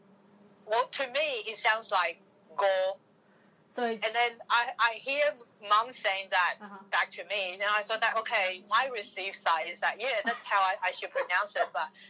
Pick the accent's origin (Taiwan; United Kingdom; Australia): Taiwan; first language Taiwanese; English is a second language; fundamentally I would still call my, like, Taiwanese as my mother tongue because the importance of the nativeness of it